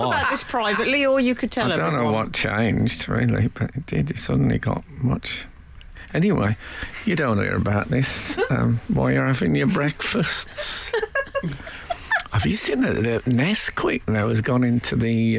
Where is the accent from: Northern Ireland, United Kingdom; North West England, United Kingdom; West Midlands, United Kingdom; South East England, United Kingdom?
West Midlands, United Kingdom; we didn't have that in the West Midlands